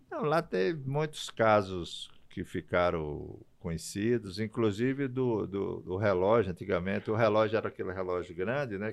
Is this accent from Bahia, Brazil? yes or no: no; Jardim de Piranhas, Rio Grande do Norte, Brazil; also born or lived in Paraíba; now in Brasília, Brazil; me considero paraibano, sou natural da Paraíba, mas fui criado no Rio Grande do Norte.